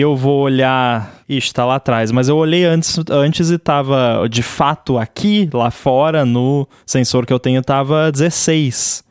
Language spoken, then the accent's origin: Portuguese; Rio Grande do Sul, Brazil; eu sou do Rio Grande do Sul